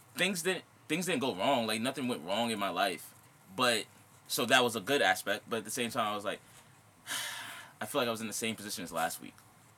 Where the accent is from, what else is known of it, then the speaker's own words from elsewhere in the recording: United States; I was born in America.